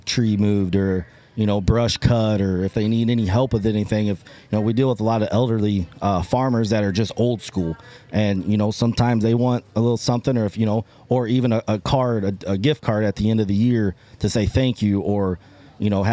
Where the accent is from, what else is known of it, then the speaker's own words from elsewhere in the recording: North Judson, Indiana, United States; I am from North Judson, Indiana.